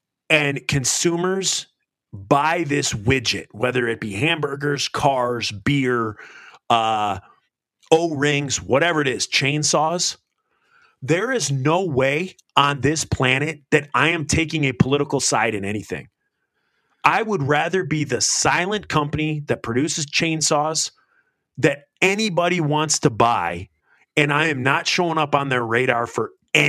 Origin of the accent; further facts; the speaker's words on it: United States; I'm American. We go to violence first.